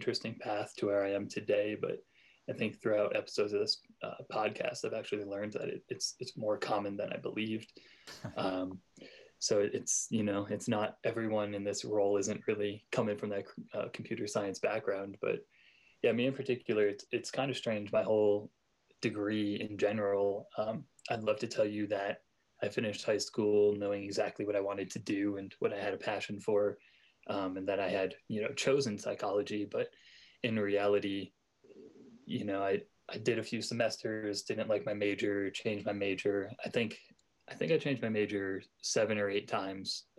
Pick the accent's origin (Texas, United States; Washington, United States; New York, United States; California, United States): New York, United States; moved away as an adult; also born or lived in Oregon; now in Colorado, United States; I was born and raised in New York